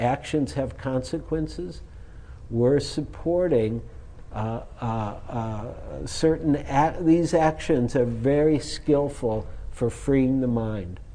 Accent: United States; being American

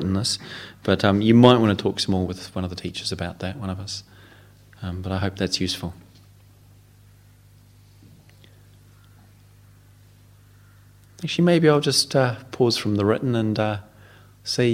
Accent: New Zealand; moved away as an adult; now in England, United Kingdom; as a New Zealander, having to learn to live in England, and thinking when I arrived here a quarter of a century ago that I spoke the same language

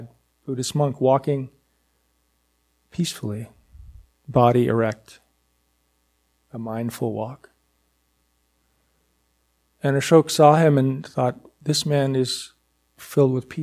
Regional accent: Hanover, New Hampshire, United States; moved away; also born or lived in Cambridge, Massachusetts / Newburyport, Massachusetts; I grew up in Hanover, New Hampshire

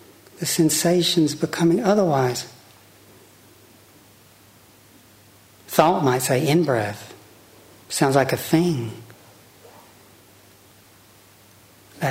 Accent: Chattanooga, Tennessee, United States; I grew up on Lake Chickamauga, outside of Chattanooga, Tennessee

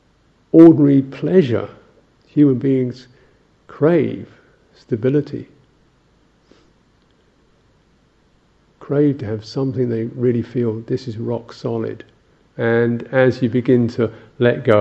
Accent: England, United Kingdom

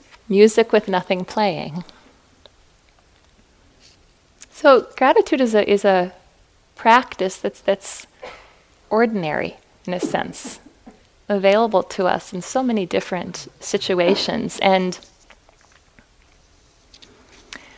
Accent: Fargo, North Dakota, United States; I was born and raised in Fargo, North Dakota, and we really learn how to be self-reliant in the Midwest

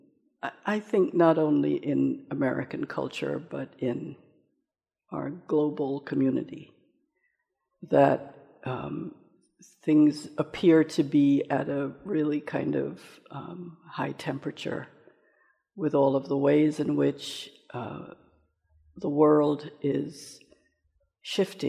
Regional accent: Jamaica; now in United States; I come from Jamaica, which is a culture in which races have mixed for many generations

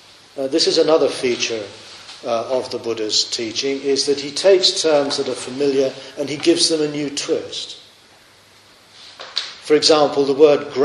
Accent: Australia; You know, I am an Australian. And when Australia does well at the Olympics, we instinctively stand up and go, yeah!

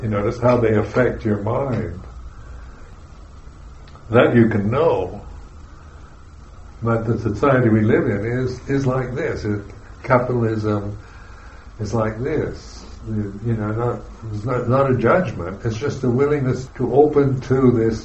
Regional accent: United States; I'm an American

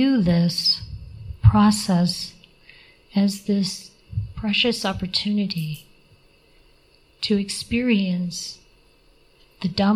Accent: Midwest, United States; I come from the Midwest

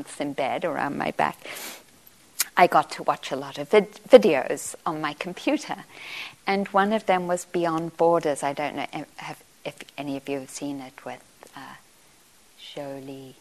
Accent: Johannesburg, Gauteng, South Africa; I grew up in Johannesburg

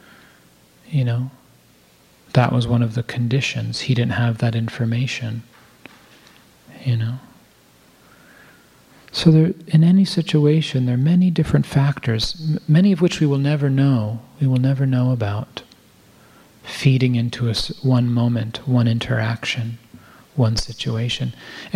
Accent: United States; I'm an American, white, Jewish man

